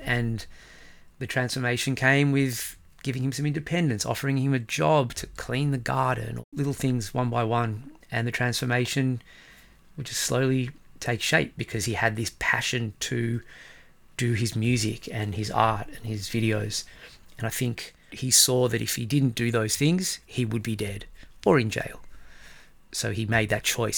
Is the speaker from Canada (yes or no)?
no; Australia; moved away as an adult; also born or lived in Israel; now in Stockholm, Sweden; in Australia, people can't say